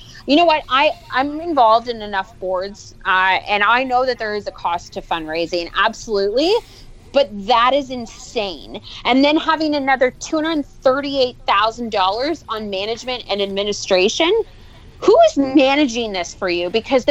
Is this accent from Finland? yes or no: no; Ottawa, Ontario, Canada; I grew up in Ottawa